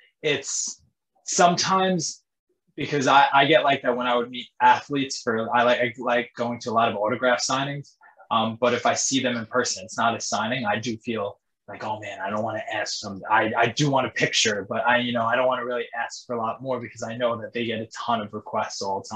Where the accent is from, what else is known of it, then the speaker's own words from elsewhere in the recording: New York, United States; I'm from New York